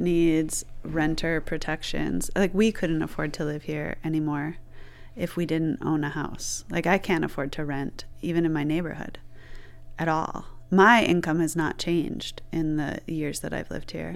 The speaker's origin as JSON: {"language": "English", "area": "Flint", "region": "Michigan", "country": "United States", "tie": "born or raised there", "lives_now": "Detroit, United States", "said": "I'm from Michigan. I was born in Flint, It isn't a city I really stayed"}